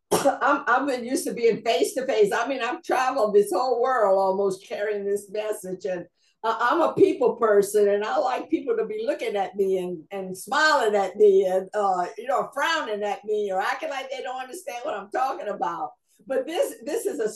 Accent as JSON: {"language": "English", "region": "South Louisiana", "country": "United States", "accent": "Cajun accent, Southern drawl", "said": "with my own Cajun accent and with this Southern drawl"}